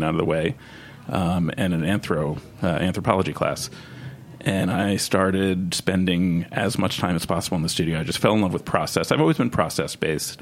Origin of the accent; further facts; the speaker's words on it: Westchester County, New York, United States; moved away as an adult; also born or lived in Cape Cod, Massachusetts; now in Austin, United States; I grew up in Westchester County, so went to Mamaroneck High School